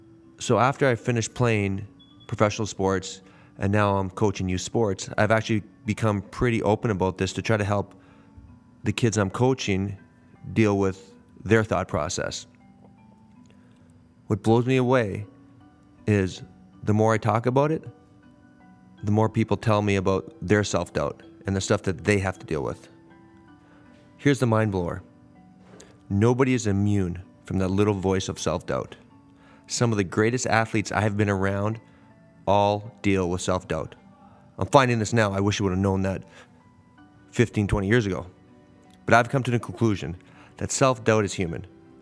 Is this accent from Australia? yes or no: no; Canada; I'm from Canada